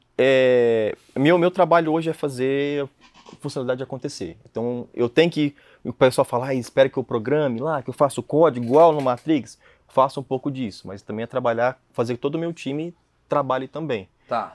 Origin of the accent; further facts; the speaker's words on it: Jussara, Goiás, Brazil; moved away as an adult; now in London, United Kingdom; Vim de Jussara.